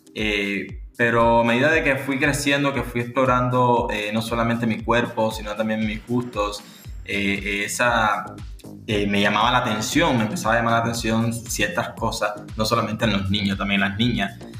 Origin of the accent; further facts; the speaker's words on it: Havana, Cuba; vivo aquí en La Habana, nací aquí en La Habana, en Cuba